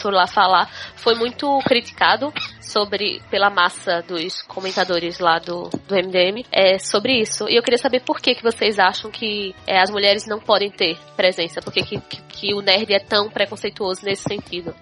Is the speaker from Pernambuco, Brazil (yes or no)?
yes; Olinda, Pernambuco, Brazil; now in Porto, Portugal; eu sou de Olinda, mas no momento eu moro em Porto, em Portugal